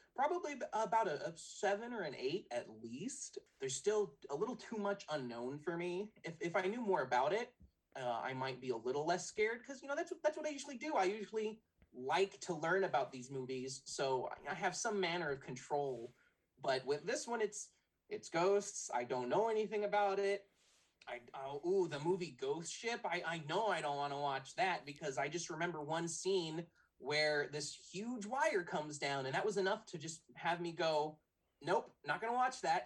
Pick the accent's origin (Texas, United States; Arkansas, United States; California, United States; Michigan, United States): California, United States; San Diego; I'm 29 from San Diego